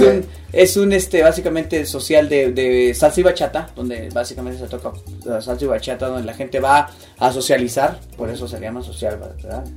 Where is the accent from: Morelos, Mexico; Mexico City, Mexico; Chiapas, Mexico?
Mexico City, Mexico; now in Utah, United States; soy de la Ciudad de México, a ah, radico ahora en, Utah